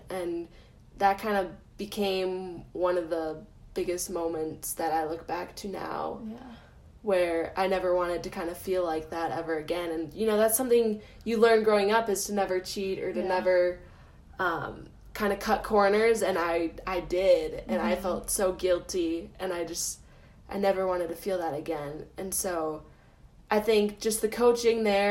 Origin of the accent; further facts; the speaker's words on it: Minnesota, United States; moved away; I ice skated a lot back at home. I'm from Minnesota, and so pretty much everyone can skate there. And so I grew up kind